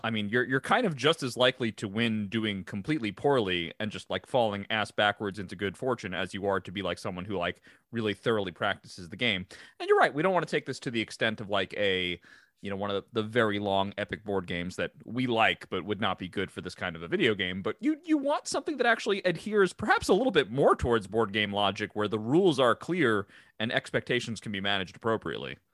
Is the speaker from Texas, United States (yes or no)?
no; Long Island, New York, United States; we come from a background and a part of the country that says Mario